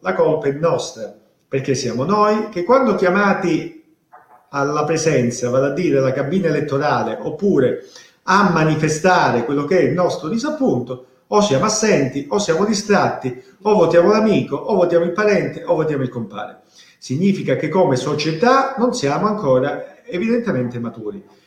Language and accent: Italian; Calabria, Italy; also born or lived in Rome; io come molti calabresi ho avuto la fortuna e la possibilità di andare a studiare fuori, io sono laureato a Roma, ma ho avuto anche la fortuna ancora più grande di avere la possibilità di rientrare nella mia terra